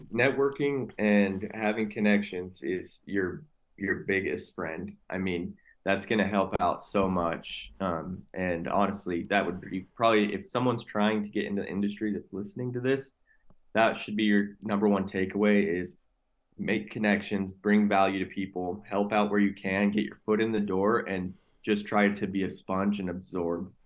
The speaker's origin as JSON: {"language": "English", "region": "Utah", "country": "United States", "tie": "born or raised there", "said": "born and raised in Utah."}